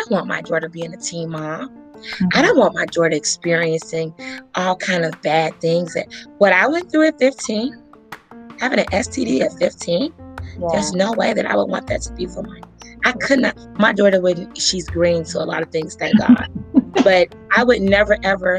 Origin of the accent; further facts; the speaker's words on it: Gary, Indiana, United States; moved away; also born or lived in Omaha, Nebraska; I grew up in Gary, Indiana, when it was the murder capital of America during the 90s.